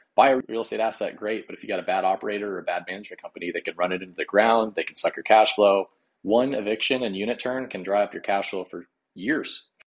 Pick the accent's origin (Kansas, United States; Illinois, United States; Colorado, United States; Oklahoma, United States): Colorado, United States; moved away as an adult; now in Nebraska, United States; I grew up in Colorado